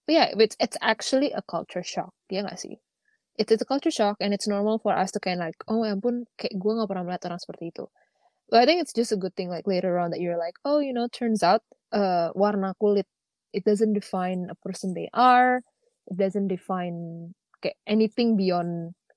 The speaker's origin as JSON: {"language": "Indonesian", "country": "Indonesia", "said": "kita orang Indonesia yang pernah keluar"}